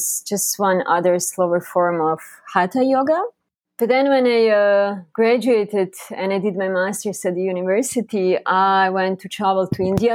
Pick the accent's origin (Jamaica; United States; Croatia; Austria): Croatia; also born or lived in Bali; now in Costa Rica; I'm originally from Croatia